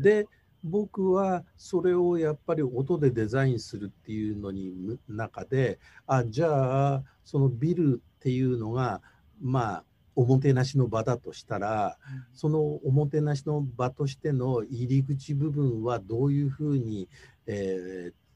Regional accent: Tokyo, Japan; 東京生まれの東京育ちで

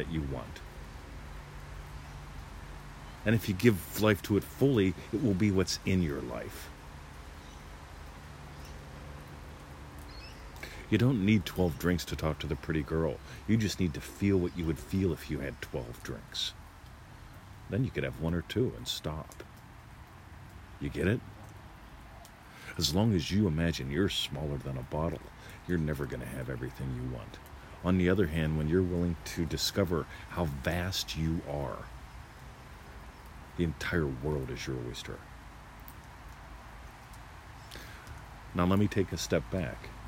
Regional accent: United States; now in Australia; I was born an American. I moved here, decided I wanted to become an Australian

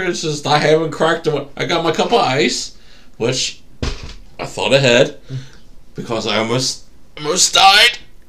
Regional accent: Kentucky, United States; accent: hillbilly; I'm from Kentucky. I don't speak French. I speak hillbilly.

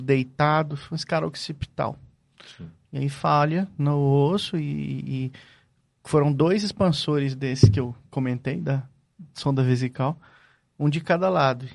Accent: Northeast Region, Brazil; moved away; até no Nordeste, onde eu nasci

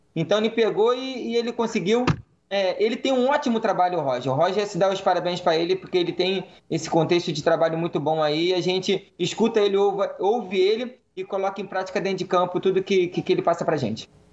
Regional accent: Rio de Janeiro, Brazil; depois de um tempo longe do Rio, como eu carioca, voltar para o Rio de Janeiro

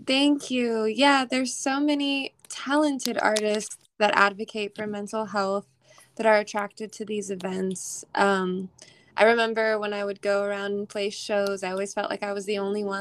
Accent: New York, United States; also born or lived in Maryland; now in Nashville, United States; I'm an alternative rock pop artist based out of Nashville. I'm originally from New York.

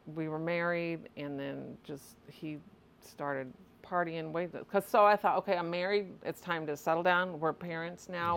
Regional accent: Litchfield, Illinois, United States; I was born and raised in Litchfield, Illinois.

